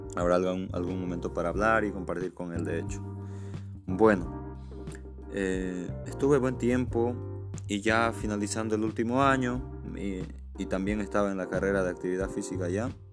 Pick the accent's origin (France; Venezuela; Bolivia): Bolivia; Santa Cruz de la Sierra, Santa Cruz; also born or lived in Cochabamba, Bolivia; yo soy nacido el 15 de diciembre de 1992 en la ciudad de Cochabamba, Bolivia. Posterior a ello, me vine, bueno, mis padres se vinieron a Santa Cruz y desde entonces yo me eduqué, me formé